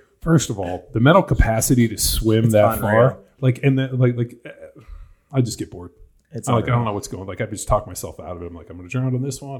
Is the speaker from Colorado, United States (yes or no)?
no; California, United States; And I grew up in Southern California.